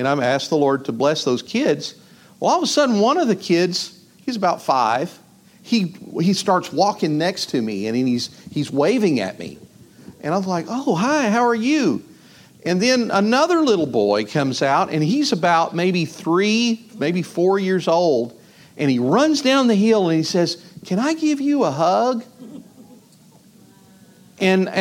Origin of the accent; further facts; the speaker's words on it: Northeast Texas, United States; I'm from Northeast Texas